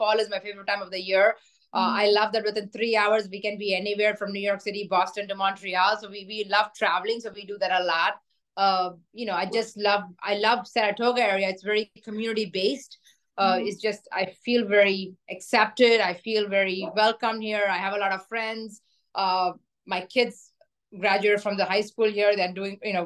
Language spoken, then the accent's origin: English; Hyderabad, Telangana, India; now in Ballston Spa, United States; my hometown, Hyderabad